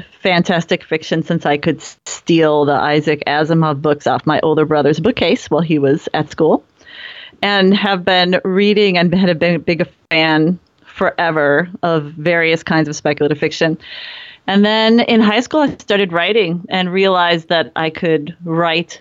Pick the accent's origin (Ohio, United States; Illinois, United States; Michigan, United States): Ohio, United States; Cleveland; also born or lived in Japan / West Coast, United States; now in Minnesota, United States; I'm from Cleveland and ended up in Japan for many years and on the West Coast for many years.